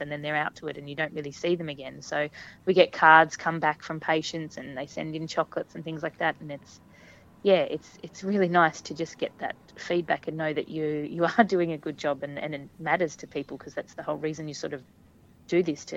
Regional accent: Hobart, Tasmania, Australia; I'm just me from Hobart who has kids and is nursing

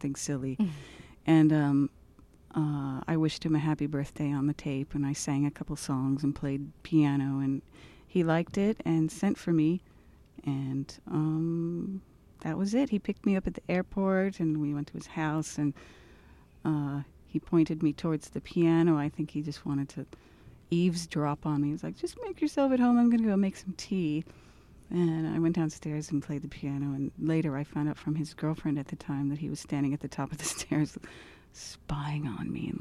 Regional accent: Los Angeles, California, United States; moved away as an adult; I'm from Los Angeles

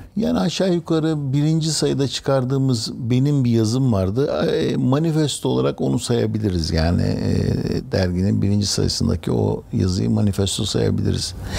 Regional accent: Istanbul, Turkey; also born or lived in Bursa; ben İstanbul'da e, birçok semtte e, büyüdüm. Beşiktaş'ta, Bakırköy'de

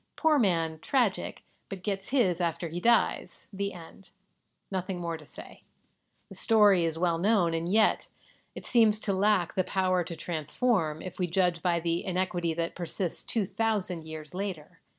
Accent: California, United States; my home state of California

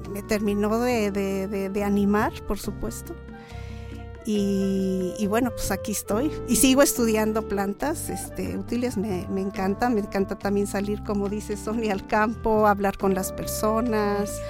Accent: Xalapa, Veracruz, Mexico; born there; Yo nací aquí en Jalapa.

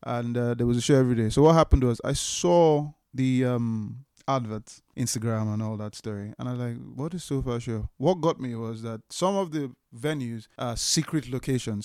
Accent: Port Harcourt, Rivers State, Nigeria; now in London, United Kingdom; people that I knew growing up in Port Harcourt in Nigeria

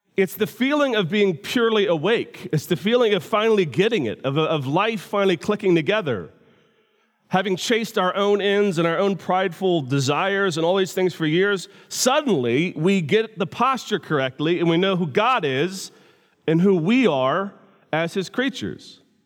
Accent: United States; I'm from America

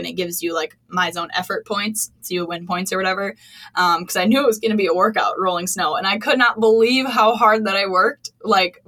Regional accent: Wisconsin, United States; now in Minnesota, United States; I grew up in Wisconsin. I knew what I was getting into moving to Minnesota.

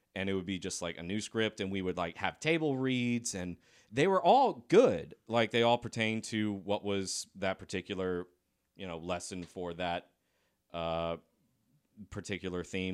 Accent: Lexington, South Carolina, United States; also born or lived in Decatur, Georgia; I grew up in Lexington, South Carolina

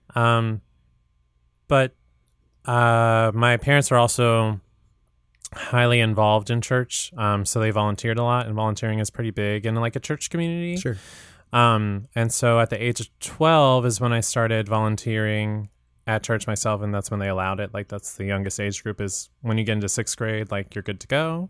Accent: Portsmouth, Virginia, United States; I'm originally from Virginia, this mm. really mm-hmm. small town called Portsmouth, Virginia.

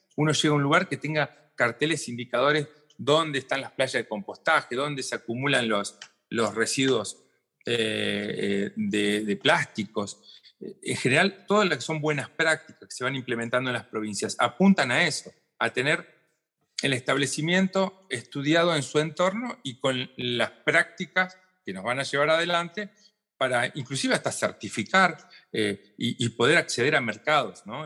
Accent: Argentina; estamos acá en el Cono

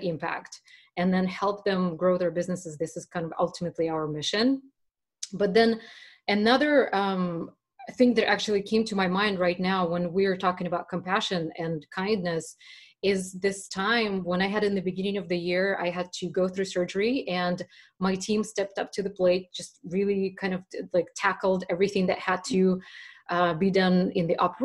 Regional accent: Russia; moved away; I was raised back in Russia at the very end of the Soviet times

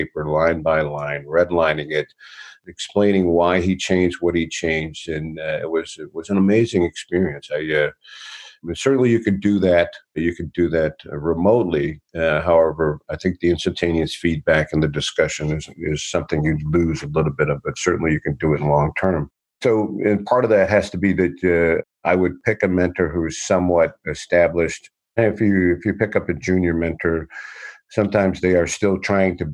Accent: Detroit, Michigan, United States; I'm born and raised in Detroit

